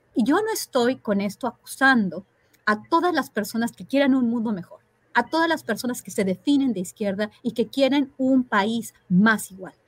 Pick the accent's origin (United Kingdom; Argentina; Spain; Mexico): Mexico